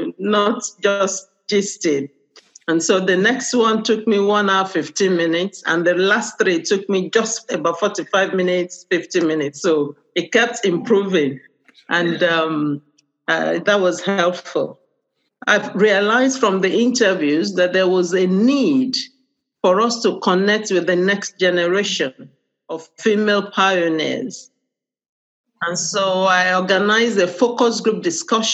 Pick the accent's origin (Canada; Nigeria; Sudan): Nigeria; now in United Kingdom; I'm Nigerian.